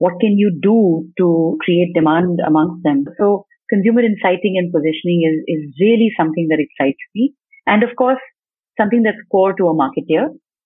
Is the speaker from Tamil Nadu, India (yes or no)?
no; Delhi, India; also born or lived in Mumbai / Chennai; back to home ground, Delhi and NCR